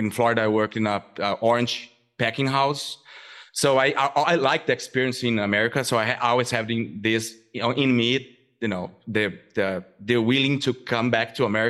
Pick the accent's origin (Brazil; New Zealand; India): Brazil; southern Brazil; English is a second language; moved away as an adult; now in United States; I'm originally from Brazil. I grew up in a very agricultural area in southern Brazil.